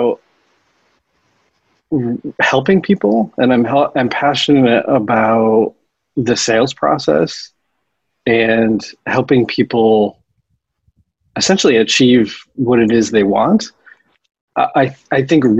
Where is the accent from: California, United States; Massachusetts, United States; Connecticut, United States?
Connecticut, United States; moved away as an adult; now in San Francisco, United States; I grew up in Connecticut